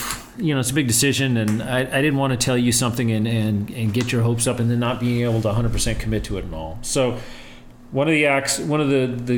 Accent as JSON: {"language": "English", "town": "El Paso", "region": "Texas", "country": "United States", "tie": "born or raised there", "said": "growing up in El Paso, and we just kind of bonded in the way that El Pasoans"}